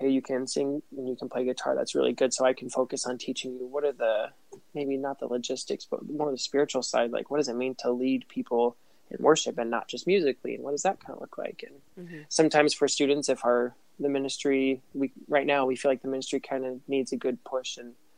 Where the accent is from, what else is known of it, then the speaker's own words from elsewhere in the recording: Phoenix, Arizona, United States; moved away as an adult; now in Tucson, United States; I'm originally from Phoenix